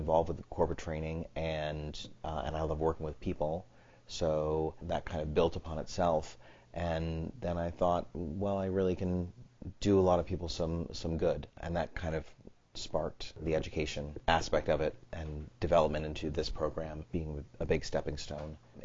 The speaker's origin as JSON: {"language": "English", "region": "East Coast", "country": "United States", "also_born_or_lived": "New York", "moved": "as an adult", "lives_now": "California, United States", "said": "I come from the East Coast. Moved out to California about 14 years ago"}